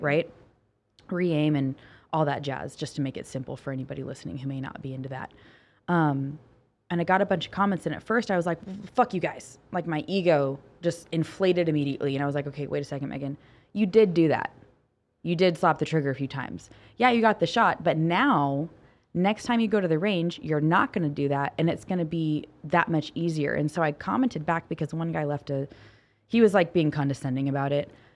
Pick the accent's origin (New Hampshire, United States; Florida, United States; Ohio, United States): Ohio, United States; I'm from Ohio. My entire family's from Ohio